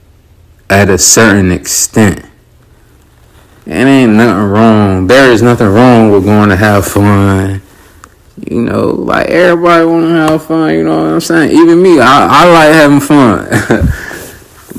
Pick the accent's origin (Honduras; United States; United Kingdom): United States; Raleigh, North Carolina; I'm from Raleigh, North Carolina. From the South Side